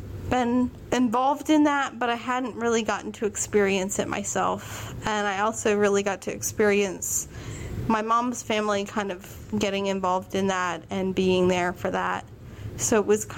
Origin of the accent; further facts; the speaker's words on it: Richmond, Virginia, United States; I am from Richmond, Virginia